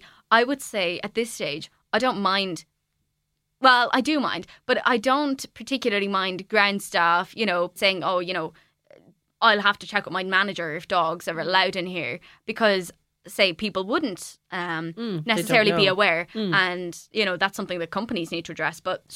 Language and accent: English; Waterford, Munster, Ireland; To be honest, it's been both, because I'm from Waterford.